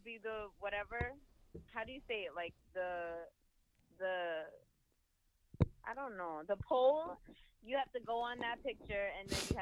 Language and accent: English; Rockland County, New York, United States; also born or lived in Mount Vernon, New York; I was born in Mount Vernon. That's near Yonkers. Mm-hmm. And I grew up in Rockland